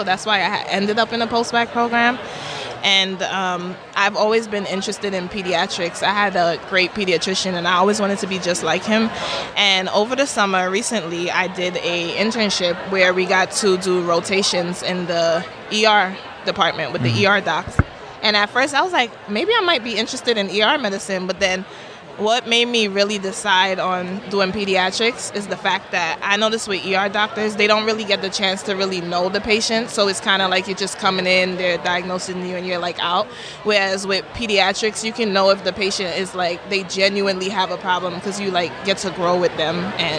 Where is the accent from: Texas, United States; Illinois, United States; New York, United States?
New York, United States; New York City; now in Hayward, United States; I am from Brooklyn, New York.